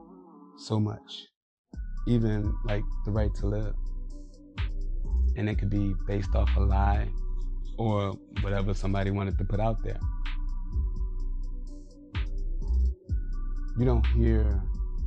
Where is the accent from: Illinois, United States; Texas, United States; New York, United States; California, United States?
Illinois, United States; Chicago; I grew up in Chicago, inner city.